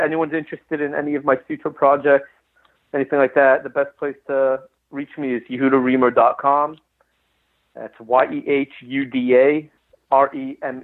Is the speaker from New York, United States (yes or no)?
no; Los Angeles, California, United States; now in Texas, United States; I grew up in Los Angeles